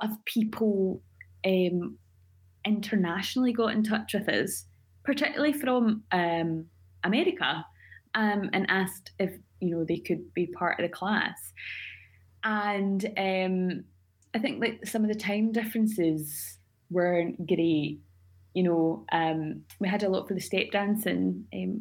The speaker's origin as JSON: {"language": "English", "town": "Cardross", "region": "Scotland", "country": "United Kingdom", "tie": "born or raised there", "said": "growing up in Cardross, or Cardross as it's spelled, in Argyll, you know, I was surrounded by a couple of native speakers"}